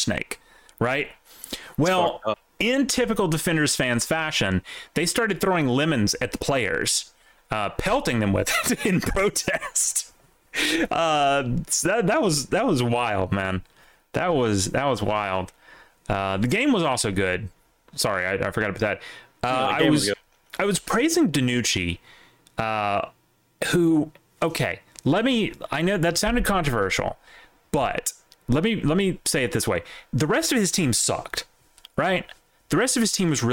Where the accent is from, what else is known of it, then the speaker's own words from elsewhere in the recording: the South, United States; As a Southerner